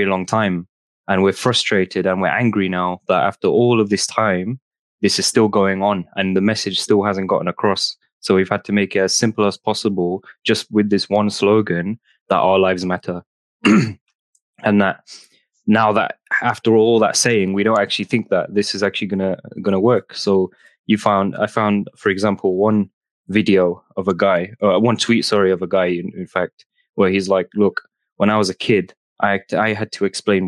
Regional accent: Nottingham, East Midlands, United Kingdom; from Nottingham

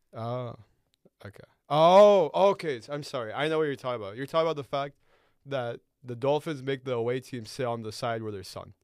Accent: Chicago, Illinois, United States; moved away; I used to live in that type of weather. I'm from Chicago

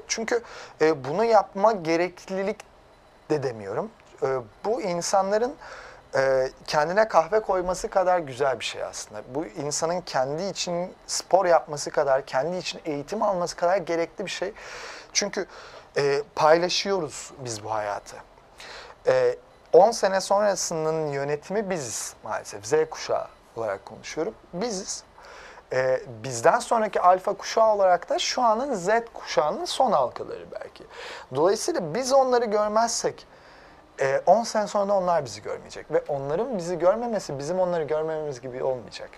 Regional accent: Erzincan / Erzurum region, Eastern Anatolia, Turkey; moved away; also born or lived in London; benim de annem Erzincanlı, babam Erzurumlu. O, o bölgede büyüdüm

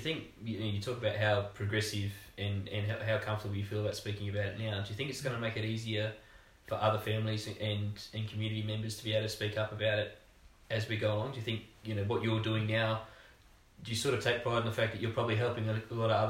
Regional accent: Australia; it's not something I think we focus on enough as an Australian society.

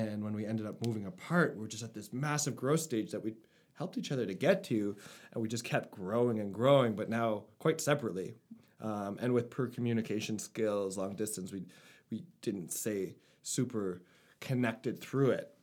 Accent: Winnipeg, Manitoba, Canada; moved away as an adult; also born or lived in Cold Lake, Alberta / Nova Scotia; I grew up in Winnipeg

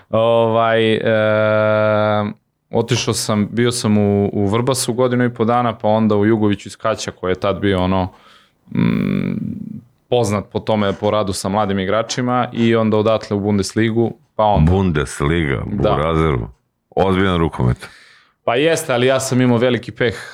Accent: Zaječar, Zaječar District, Serbia; moved away; also born or lived in Belgrade / Istanbul; do pre dve nedelje živeli smo u Beogradu, sad živimo ovaj, u Zaječaru, ja sam inače rodom iz Zaječara i posle 20 godina ovaj, vratio sam se u rodni grad

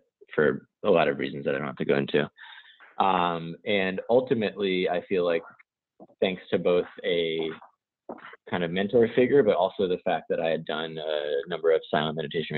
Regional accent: New York, United States; I'm from New York, and the community I grew up in was my parents are a little hippie leaning

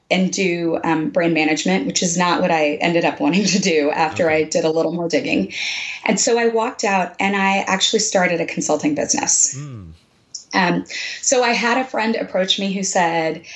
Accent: Texas, United States; moved away as an adult; I was from Texas and I was trying to move back

